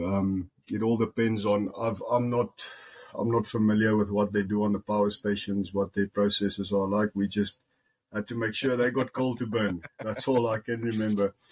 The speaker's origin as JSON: {"language": "English", "town": "Musina", "region": "Limpopo", "country": "South Africa", "tie": "born or raised there", "also_born_or_lived": "Polokwane / Free State", "second_language": "English", "moved": "as an adult", "lives_now": "United States", "said": "I was born in Musina in the Limpopo, Limpopo province"}